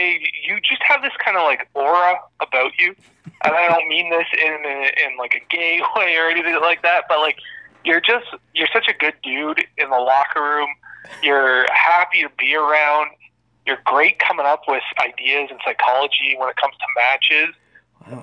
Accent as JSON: {"language": "English", "town": "Toronto", "region": "Ontario", "country": "Canada", "also_born_or_lived": "Manitoba / Vancouver", "moved": "as an adult", "said": "I am from Toronto. I went to the University of Manitoba."}